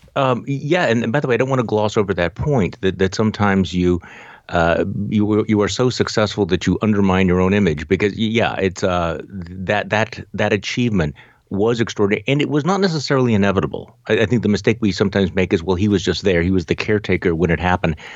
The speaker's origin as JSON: {"language": "English", "region": "Wisconsin", "country": "United States", "tie": "born or raised there", "said": "my home state of Wisconsin"}